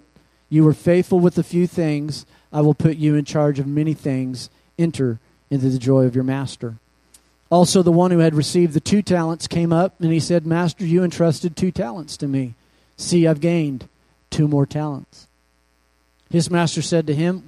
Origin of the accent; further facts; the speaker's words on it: Kansas, United States; also born or lived in Oklahoma; now in Phoenix, United States; I was raised in Kansas and Oklahoma